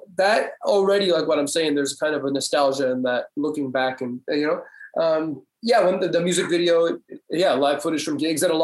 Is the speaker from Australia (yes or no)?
no; Comox Valley, Vancouver Island, British Columbia, Canada; moved away; also born or lived in Montreal; I grew up on Vancouver Island. That's right, in the Comox Valley